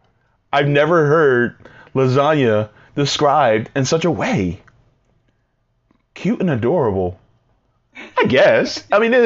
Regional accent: New Jersey, United States; I'm from Jersey.

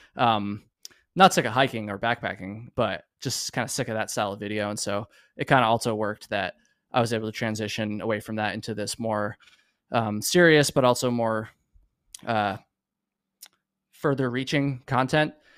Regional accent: Vermont, United States; moved away; a good friend of mine that I grew up with in Vermont

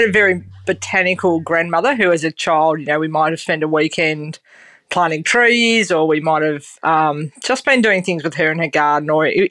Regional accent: Perth, Western Australia, Australia; So I grew up in Perth, and my folks were very supportive and said, yeah, sure, go, you know, and see how that works out. And I've just kept moving east, so Perth to Rogersworthy, Rogersworthy to New South Wales, you know, who knows.

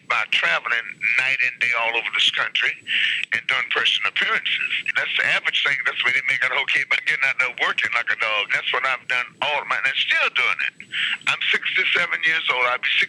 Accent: Washington, District of Columbia, United States; I'm from Washington, D.C. I was married for many years.

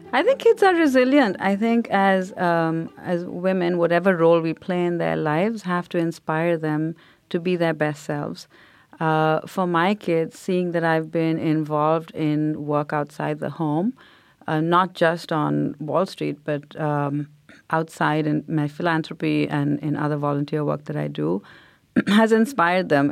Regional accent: India; now in United States; growing up in India because everybody looked like me

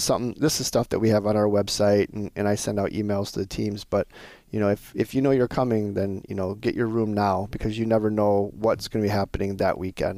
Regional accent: Montana, United States; I'm originally from Montana. There's a team from Montana this year.

